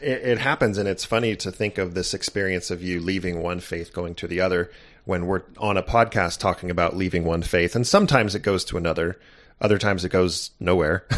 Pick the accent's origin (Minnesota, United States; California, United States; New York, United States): California, United States; Santa Barbara; growing up in Santa Barbara, California wasn't too shabby